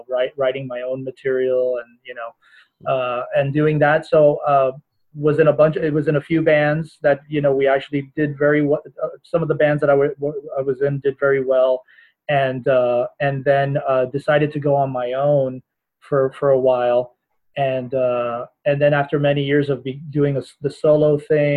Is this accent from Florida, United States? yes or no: yes; Miami, Florida, United States; I was born and raised here in the States, originally from Miami, Florida.